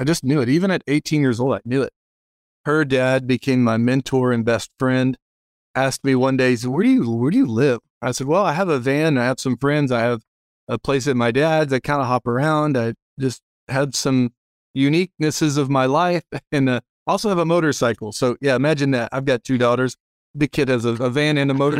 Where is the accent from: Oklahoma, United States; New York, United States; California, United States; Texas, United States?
Texas, United States; Dallas-Fort Worth area; I grew up in the Dallas-Fort Worth area. I was in a nice Christian home